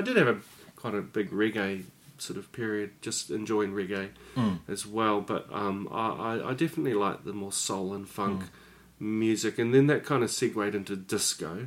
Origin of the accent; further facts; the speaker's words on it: Upper Hutt, Wellington, New Zealand; I grew up in Upper Hutt